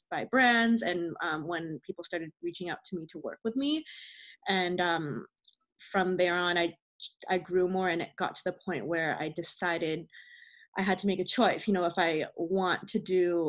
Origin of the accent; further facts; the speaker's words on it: Burnaby, British Columbia, Canada; So I grew up in Greater Vancouver. I've been here, lived here all my life. I grew up in the burbs though, so in Burnaby